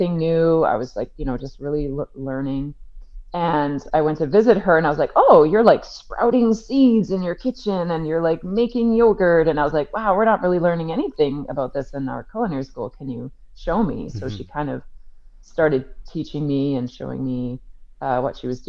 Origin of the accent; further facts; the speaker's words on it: Victoria, British Columbia, Canada; moved away as an adult; also born or lived in Vancouver / Kenya; I'm from Victoria on the Vancouver Island and moved to Vancouver to do my BA in English at SFU